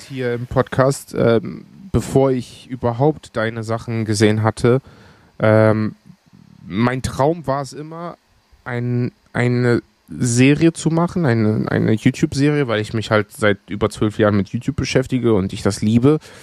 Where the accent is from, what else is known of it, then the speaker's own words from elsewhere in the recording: Evros, Eastern Macedonia and Thrace, Greece; moved away; da oben, wo ich herkomme, gibt es auch sehr, sehr viele Gerichte, die auch von dort kommen. Thraki ist